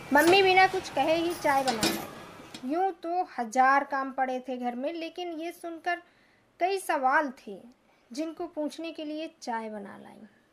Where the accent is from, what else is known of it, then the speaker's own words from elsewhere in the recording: Karwi, Uttar Pradesh, India; उत्तर प्रदेश के करबी जिला चित्रकूट की रहने वाली हूँ